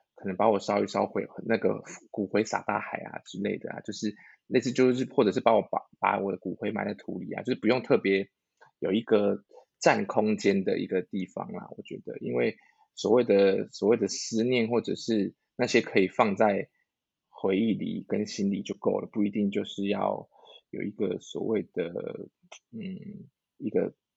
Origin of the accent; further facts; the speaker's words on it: Tainan, Taiwan; moved away; 我是台南人